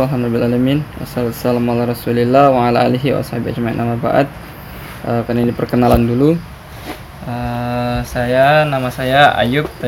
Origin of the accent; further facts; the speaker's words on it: South Sulawesi, Indonesia; saya dari Sulawesi Selatan, merantau ke Jogja, tamat SMA, kuliah di UNY, kuliah di PUTM, UNY itu.